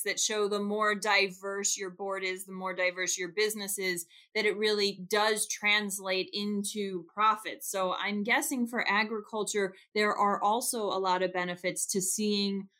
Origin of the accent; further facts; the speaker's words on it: South Florida, United States; I grew up in South Florida